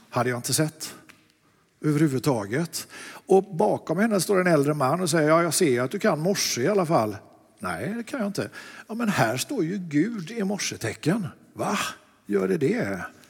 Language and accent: Swedish; Lerum, Västra Götaland, Sweden; Jag är från Lerum.